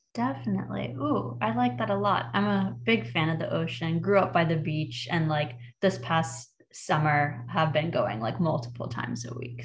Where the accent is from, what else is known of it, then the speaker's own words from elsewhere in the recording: the South, United States; growing up in the South